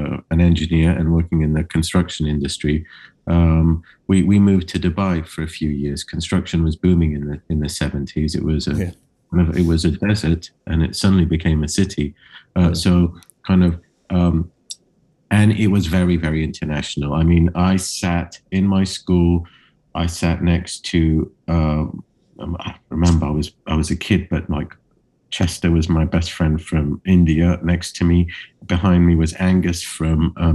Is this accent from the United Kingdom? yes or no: no; Cyprus; I grew up in Cyprus, which is an island in the Mediterranean.